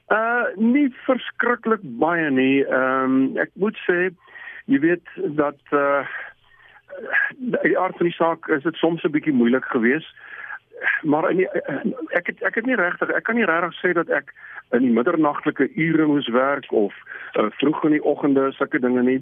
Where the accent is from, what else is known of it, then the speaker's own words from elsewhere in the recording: South Africa; ons is van Suid-Afrika